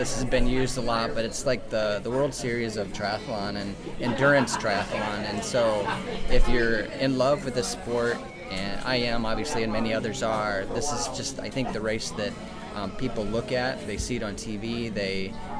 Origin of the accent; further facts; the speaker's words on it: Kendallville, Indiana, United States; I am from Kendallville, Indiana, so the Midwest. Uh-huh. And did you grow up in Indiana? I did. I've lived my whole life in Indiana.